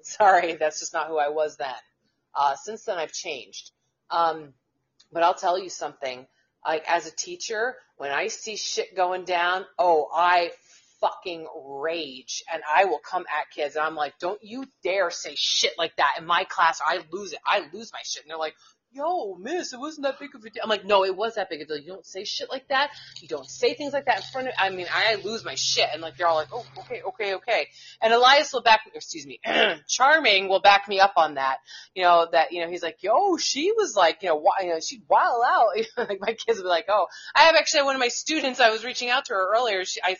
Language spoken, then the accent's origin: English; United States; So what are you going to start calling me? Just call me American. That's what we are.